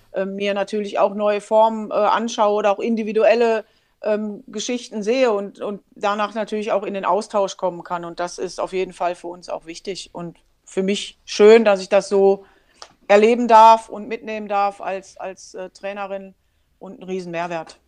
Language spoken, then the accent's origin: German; Germany; ich bin Deutsche